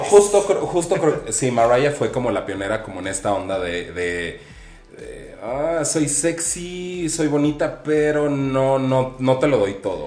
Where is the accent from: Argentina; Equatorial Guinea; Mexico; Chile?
Mexico; Aguascalientes; moved away as an adult; now in Mexico City, Mexico; yo soy señorita provinciana de Aguascalientes, llegué a la Ciudad de México con la intención de ser diseñador